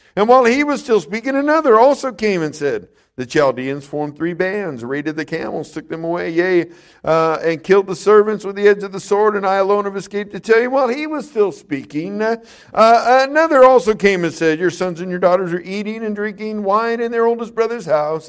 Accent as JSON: {"language": "English", "region": "California", "country": "United States", "tie": "born or raised there", "moved": "yes", "said": "I grew up in California. We had earthquakes all the time"}